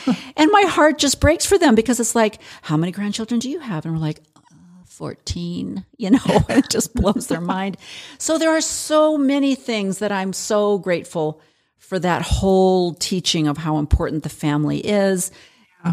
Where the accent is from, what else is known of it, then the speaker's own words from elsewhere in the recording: Illinois, United States; growing up in Illinois